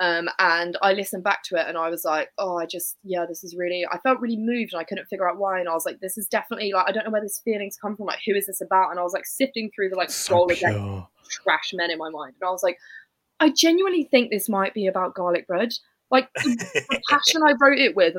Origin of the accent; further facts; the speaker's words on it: United Kingdom; I'm British